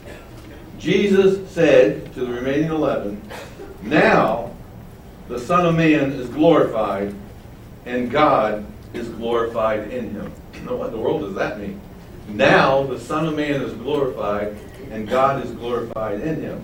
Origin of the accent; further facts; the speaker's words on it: Baltimore, Maryland, United States; moved away; I'm from Baltimore. And all I can say is that Baltimore hasn't changed since I left it at the end of 1982.